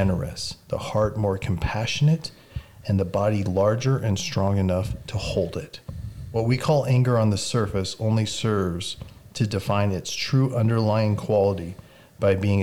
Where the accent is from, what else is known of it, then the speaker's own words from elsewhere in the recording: United States; us as American